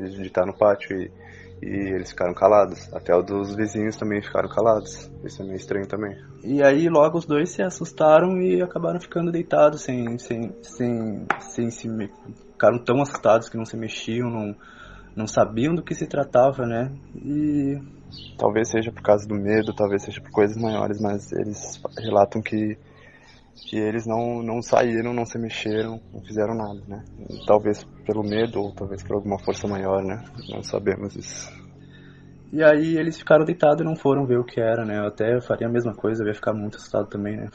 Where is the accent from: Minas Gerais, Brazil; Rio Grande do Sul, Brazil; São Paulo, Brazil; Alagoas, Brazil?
Rio Grande do Sul, Brazil; Uruguaiana; eu sou de Uruguaiana, extremo oeste do Rio Grande do Sul, fronteira com a Argentina.